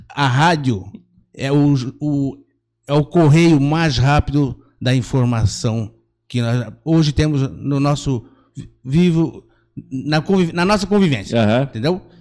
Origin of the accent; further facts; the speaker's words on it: Gaspar, Santa Catarina, Brazil; Então eu sou natural de Gaspar. Há muitos anos atrás, lá em 70, eu morava ali perto bairro Figueiras, uhum.